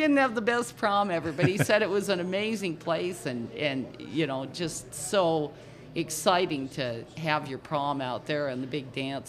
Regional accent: Butte, Montana, United States; also born or lived in Dickinson, North Dakota; Over there, you'd say, well, I'm from Butte, Montana.

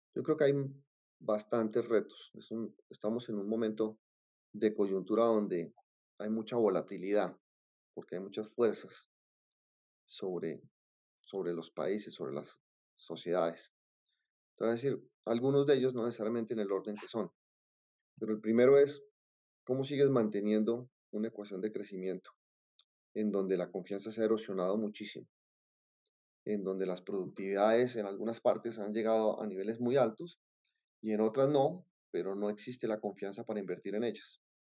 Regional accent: Colombia

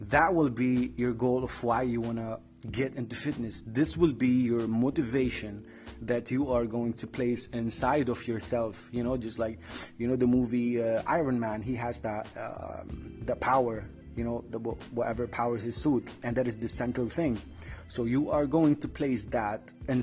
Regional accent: Tripoli, North Governorate, Lebanon; I'm from Lebanon, from Tripoli to be specific

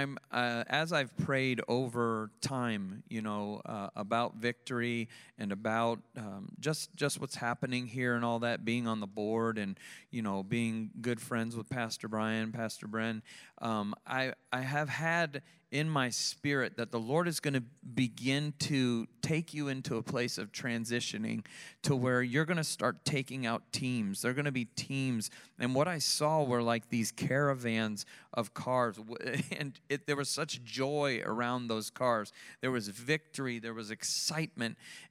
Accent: Sarasota, Florida, United States; I grew up here in Sarasota

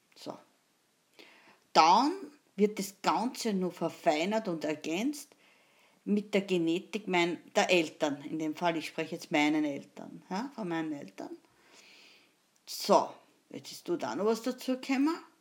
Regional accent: Austria; wie man sagt bei uns in Österreich

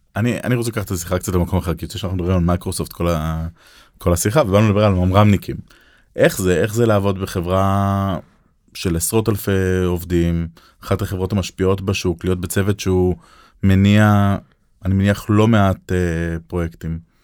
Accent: Israel

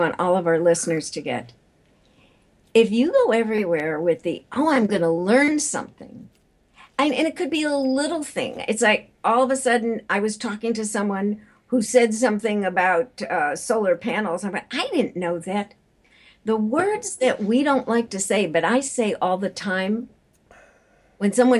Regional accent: Chicago, Illinois, United States; I am from Chicago, my deep dish pizza eating community

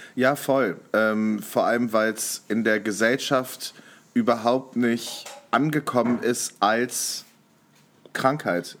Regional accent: North Rhine-Westphalia, Germany; ich komme ja auch aus NRW, ähm, bin ich zur Schule gegangen

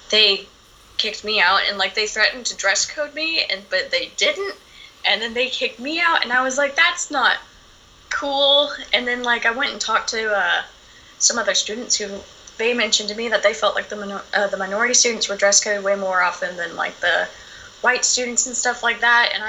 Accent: Arkansas, United States; I'm 17, and I'm from Arkansas

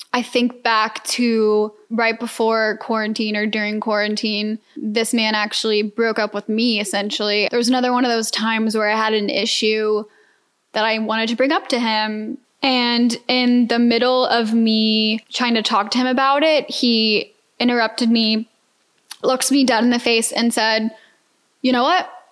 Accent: Atlanta, Georgia, United States; moved away as an adult; now in Houston, United States; I'm a Georgia peach. For those who don't know, born and raised in Atlanta.

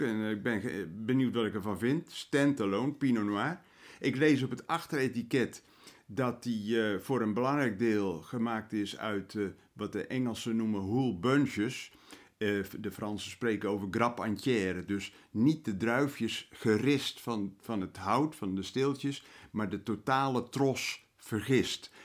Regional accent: Netherlands; wij als Nederlanders

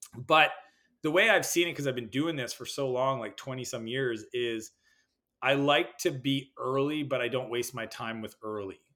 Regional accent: Canada; I'm Canadian, spend a lot of time in the U S

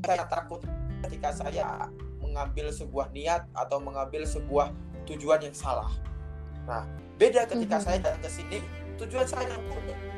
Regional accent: East Java, Indonesia; moved away; Saya lahir dari sebuah kampung ya. Saya dari sebuah kampung, salah satu kabupaten di, di Jawa Timur

